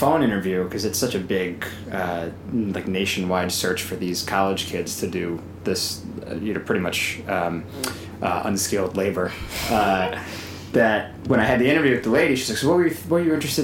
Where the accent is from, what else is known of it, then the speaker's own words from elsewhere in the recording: Edison, New Jersey, United States; also born or lived in Freehold, New Jersey / Howell, New Jersey; born 1989 in Freehold, New Jersey. I grew up in Edison, New Jersey.